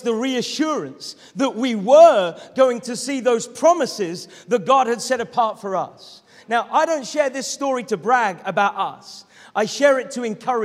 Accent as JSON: {"language": "English", "town": "Norwich", "region": "East of England", "country": "United Kingdom", "tie": "born or raised there", "moved": "as an adult", "lives_now": "East Sussex, United Kingdom", "said": "to move back to my hometown of Norwich, where I could be near to my family"}